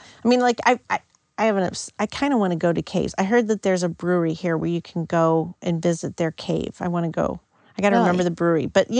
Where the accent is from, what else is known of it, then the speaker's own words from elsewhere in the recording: St. Louis, Missouri, United States; But when I was growing up in St. Louis, people thought I was from California. When I went to school at St. Louis U